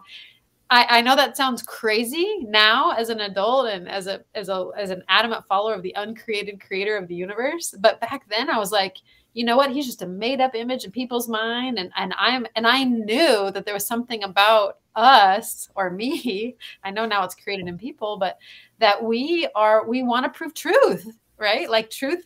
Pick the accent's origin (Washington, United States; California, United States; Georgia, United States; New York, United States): Washington, United States; Tri-Cities; moved away as an adult; also born or lived in Spokane, Washington; now in Thailand; I'm from the Tri-Cities area. That's where I grew up, originally born in Spokane